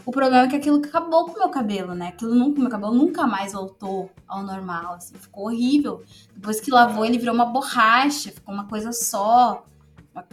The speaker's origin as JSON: {"language": "Portuguese", "town": "Novo Hamburgo", "region": "Rio Grande do Sul", "country": "Brazil", "tie": "born or raised there", "said": "eu sou de Novo Hamburgo desde de sempre"}